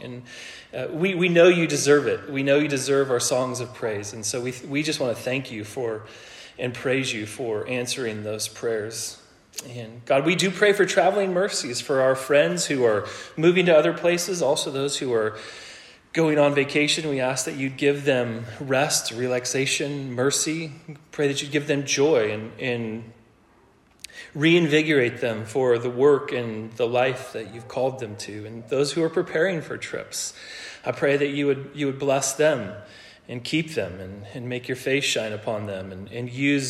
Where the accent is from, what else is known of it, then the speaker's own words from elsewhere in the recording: Ellensburg, Washington, United States; born there; also born or lived in Colorado / Oregon; So I was born in Ellensburg, Washington, and while my dad was playing football for Central.